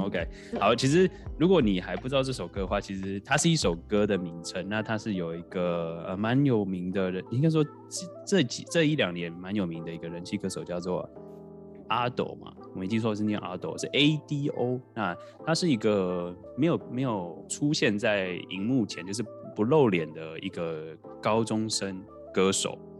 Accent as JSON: {"language": "Chinese", "country": "Taiwan", "moved": "yes", "lives_now": "Japan", "said": "这是两个台湾人住在国外"}